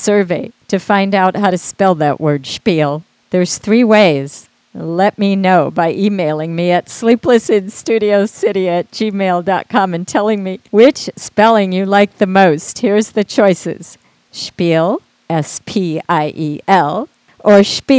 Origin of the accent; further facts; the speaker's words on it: Midwest, United States; growing up in the Midwest